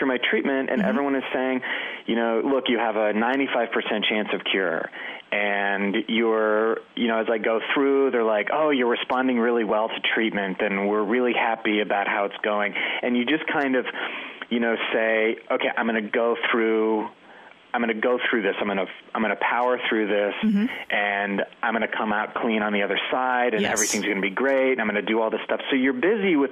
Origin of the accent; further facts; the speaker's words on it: Western Pennsylvania, United States; moved away as an adult; also born or lived in Washington, D.C.; now in Los Angeles, United States; I'm from Pennsylvania